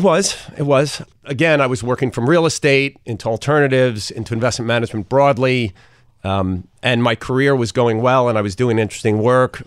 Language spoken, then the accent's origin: English; Port Washington, New York, United States; also born or lived in Brooklyn; I was raised in Port Washington